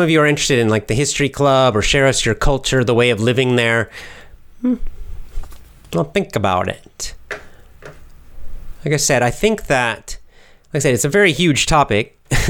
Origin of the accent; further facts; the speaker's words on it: the South, United States; I grew up in the South mostly. I did spend a couple of years up north, but most of the time I was in the South, but in different locations in the South during my childhood.